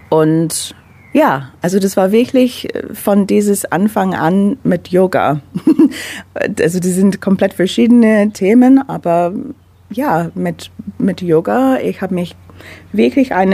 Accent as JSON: {"language": "German", "region": "London", "country": "United Kingdom", "moved": "yes", "lives_now": "Ulm, Germany", "said": "Ich bin Londoner, also ich komme aus London, habe seit sieben Jahren in Deutschland, also Ulm slash Neu-Ulm gewohnt."}